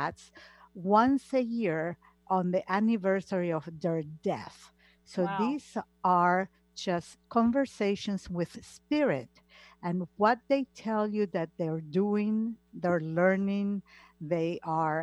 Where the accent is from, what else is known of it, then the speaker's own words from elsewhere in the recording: Argentina; moved away; I come from Argentina, and Argentina is a very old-fashioned country, like Italy